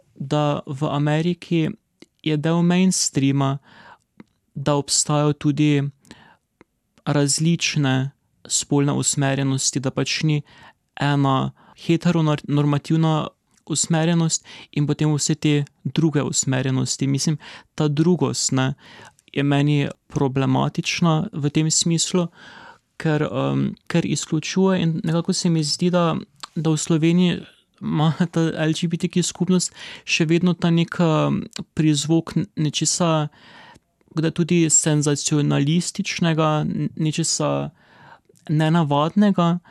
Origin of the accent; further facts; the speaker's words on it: Maribor, Drava, Slovenia; v mojem rojstnem mestu